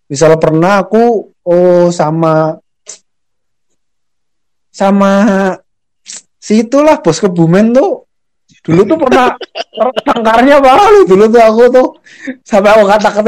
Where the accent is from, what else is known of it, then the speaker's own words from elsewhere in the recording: Central Java, Indonesia; accent: Ngapak; orang secara silsilah tuh aku masuknya Sunda ya wilayahnya Sunda tapi KTP-nya Jawa Tengah ya tapi bahasanya Jawa Tengahnya ngapak ya